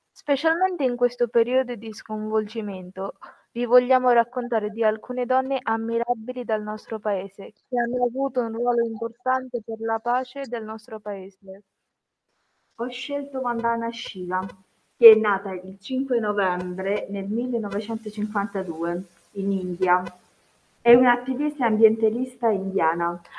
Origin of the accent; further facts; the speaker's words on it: Bangladesh; Italian is a second language; now in Italy; vengo dal Bangladesh.